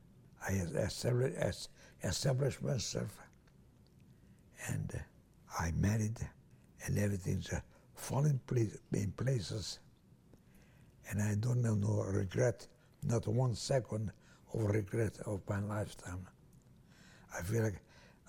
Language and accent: English; Transylvania, Romania; English is a second language; moved away as an adult; also born or lived in Italy; I was born in Hungary, in Romania, Hungarian